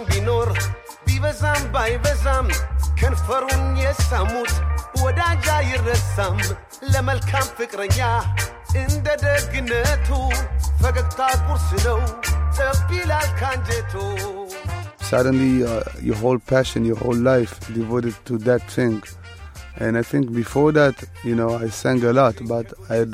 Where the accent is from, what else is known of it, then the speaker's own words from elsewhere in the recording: Israel; English is a second language; also born or lived in Ethiopia; I was born in Ethiopia, came immigrant to Israel when I was 4 years